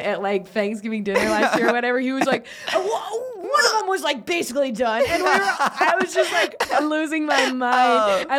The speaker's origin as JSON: {"language": "English", "region": "South Carolina", "country": "United States", "tie": "born or raised there", "also_born_or_lived": "Athens, Georgia", "said": "I was born in Athens, Georgia. I like grew up in South Carolina."}